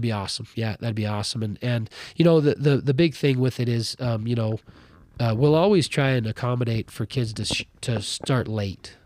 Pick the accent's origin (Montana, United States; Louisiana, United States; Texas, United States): Montana, United States; Ronan; moved away as an adult; now in Butte, United States; was born and raised in Ronan